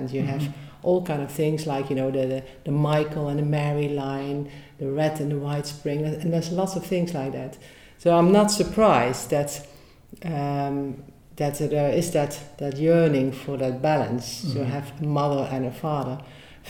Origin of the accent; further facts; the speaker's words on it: Netherlands; moved away as an adult; now in Glastonbury, United Kingdom; So I'm originally from the Netherlands, and I moved here in 2009 to be a priestess.